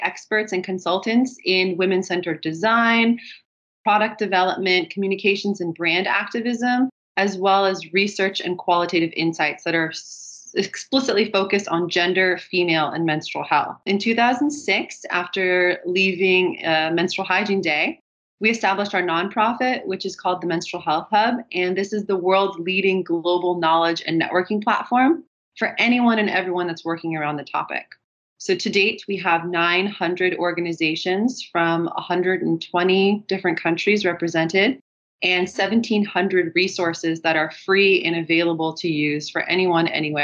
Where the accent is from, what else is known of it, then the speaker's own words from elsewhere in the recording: California, United States; moved away as an adult; now in Germany; I'm originally from California, but I've been living abroad in Germany for the last 12 years.